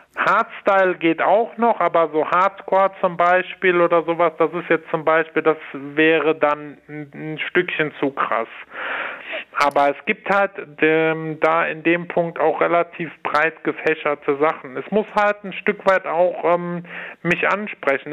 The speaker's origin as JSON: {"language": "German", "town": "Cologne", "region": "North Rhine-Westphalia", "country": "Germany", "said": "Ich komme ja aus Köln"}